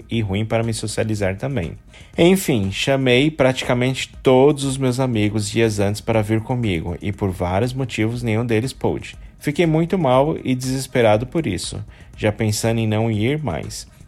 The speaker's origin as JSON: {"language": "Portuguese", "town": "São Bernardo do Campo", "region": "São Paulo", "country": "Brazil", "said": "sou de São Bernardo de Campos, em São Paulo. Tenho 22 anos."}